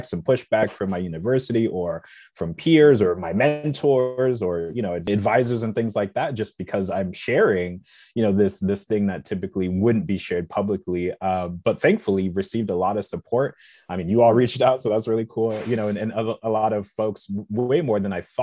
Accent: South Bend, Indiana, United States; I was born and raised in South Bend, Indiana

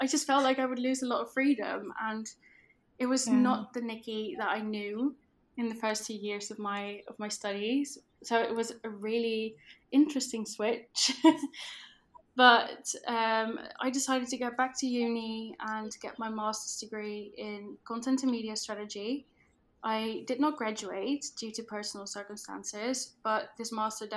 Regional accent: Netherlands; accent: Dutch; English is a second language; I am Dutch, which you might be able to tell from my accent, but I completely run my business in English.

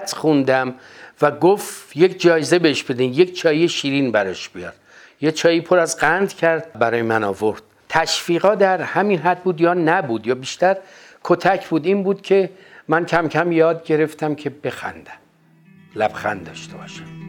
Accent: Tehran, Tehran Province, Iran; در محله عباسی تهران به دنیا آمدم تا حدود چهار پنج سالگی شاید کمتر من در اون محله زندگی میکردم

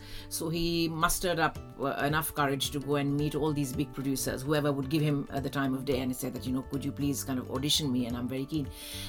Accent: Delhi, India; And because I am from Delhi, I was born in Delhi.

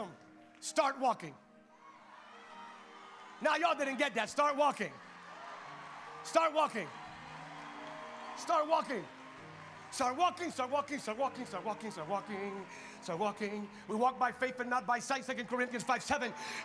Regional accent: California, United States; I'm from California

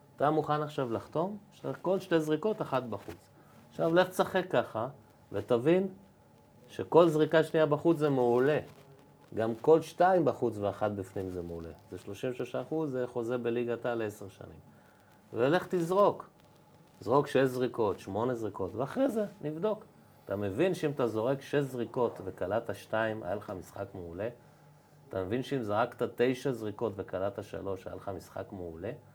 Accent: Givatayim, Tel Aviv District, Israel; גדלנו ביחד ברחוב גבע בגבעתיים

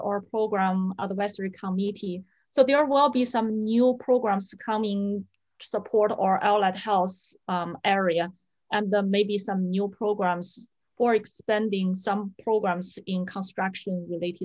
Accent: China; English is a second language; moved away as an adult; also born or lived in Washington State, United States; now in Washington, United States; my husband and I, we immigrated to the US back in 1999. My parents-in-law, they applied the green card for us. When we first come to the US, I couldn't speak English, couldn't understand a word. I did learn English in school, in colleges in China

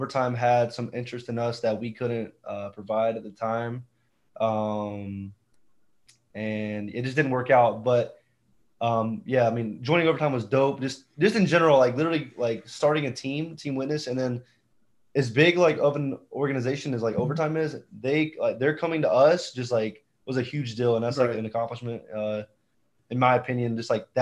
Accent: Georgia, United States; moved away as an adult; also born or lived in South Beach, Florida; I moved back to my hometown where I grew up

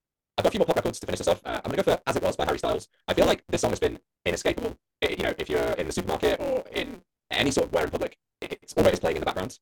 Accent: England, United Kingdom; as an English person

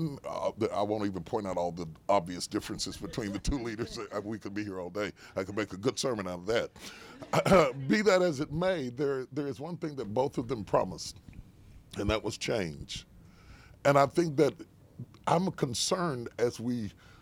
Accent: West Virginia, United States; I was raised in West Virginia, so I'm one of those flyover states. I grew up in one of those states you flew over on your way to L.A. I grew up in West Virginia.

